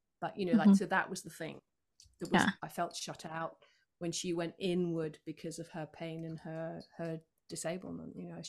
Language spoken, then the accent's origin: English; United Kingdom; you know, I'm a Brit, so obviously we resent the weather.